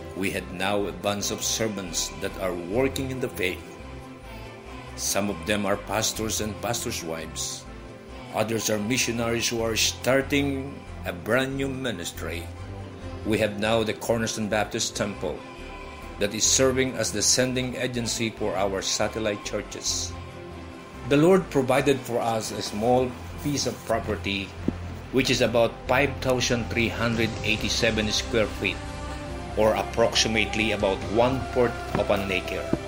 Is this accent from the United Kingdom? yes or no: no; Philippines; I was born and raised in the Philippine Islands.